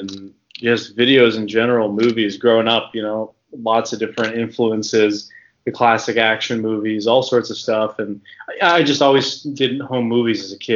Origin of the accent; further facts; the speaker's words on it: New England, United States; also born or lived in Connecticut; growing up in New England, you know, and through high school